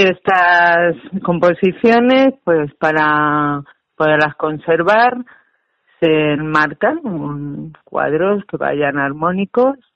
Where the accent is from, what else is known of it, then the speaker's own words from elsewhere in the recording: Campo de Calatrava, Castilla-La Mancha, Spain; Mi pueblo, de Calatrava, es una zona volcánica